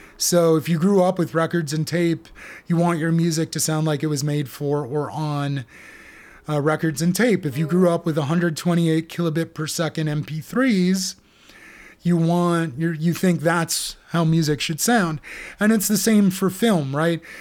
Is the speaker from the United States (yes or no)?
yes; United States; for Americans like us